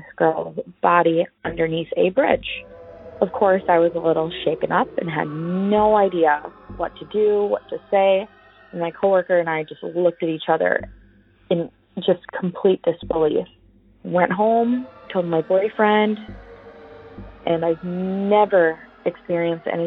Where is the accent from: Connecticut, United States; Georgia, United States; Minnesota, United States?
Minnesota, United States; Prior Lake; I'm from Prior Lake, Minnesota